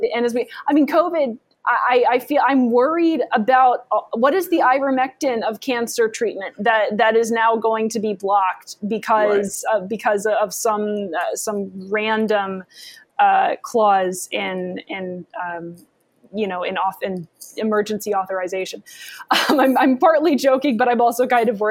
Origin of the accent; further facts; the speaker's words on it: United States; I'm an American